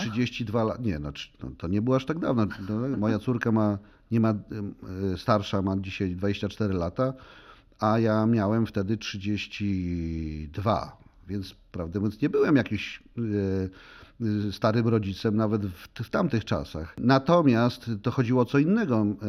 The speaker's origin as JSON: {"language": "Polish", "country": "Poland", "first_language": "Polish", "said": "w moim ojczystym języku"}